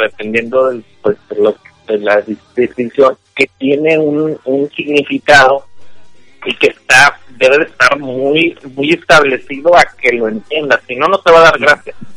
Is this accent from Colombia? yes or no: no; Monterrey, Nuevo León, Mexico; aquí en Monterrey a mí me llegaron maestros, incluso alumnos de México que se vinieron para acá